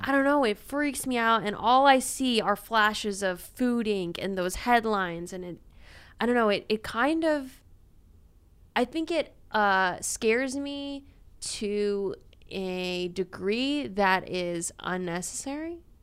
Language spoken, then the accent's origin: English; Louisiana, United States; I'm from Louisiana